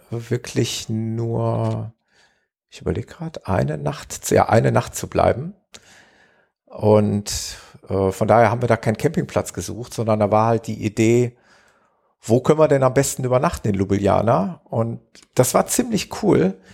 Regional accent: Gelsenkirchen, North Rhine-Westphalia, Germany; in etwa so eine Größenordnung wie meine Heimatstadt Gelsenkirchen, würde ich mal sagen.

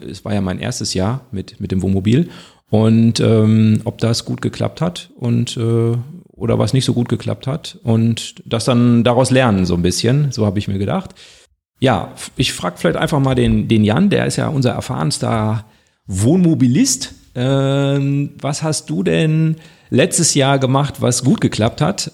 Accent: North Rhine-Westphalia, Germany; wir kommen ja alle aus NRW

